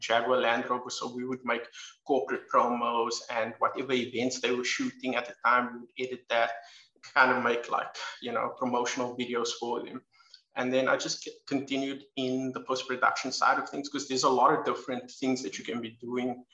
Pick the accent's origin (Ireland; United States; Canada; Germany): Ireland; Dublin, Leinster; moved away as an adult; now in Cape Town, South Africa; I'm from Cape Town, South Africa. I grew up overseas in Dublin, Ireland, and then when I was 22, came back to Cape Town